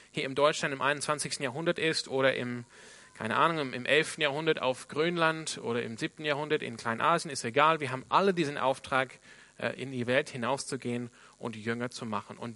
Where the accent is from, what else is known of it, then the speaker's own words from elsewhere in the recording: Sydney, New South Wales, Australia; Ich komme ursprünglich aus Sydney in Australien.